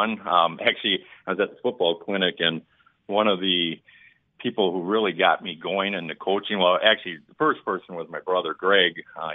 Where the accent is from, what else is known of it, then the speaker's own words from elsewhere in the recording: United States; moved away as an adult; now in Milwaukee, United States; I grew up in Eustis Ford